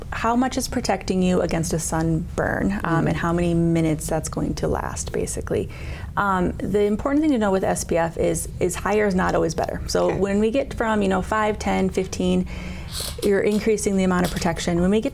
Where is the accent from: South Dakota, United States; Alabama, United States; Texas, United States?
South Dakota, United States; Mount Vernon; also born or lived in Mitchell, South Dakota; I grew up by Mount Vernon on a mm-hmm. farm out there, and then went to school, most of my schooling in South Dakota, and then ended up back in Mitchell, South Dakota